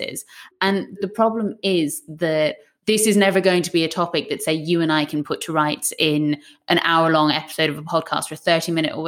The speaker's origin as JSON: {"language": "English", "area": "West Coast of Ireland", "region": "west of Ireland", "country": "Ireland", "moved": "yes", "lives_now": "London, United Kingdom", "said": "I'm from the West Coast of Ireland"}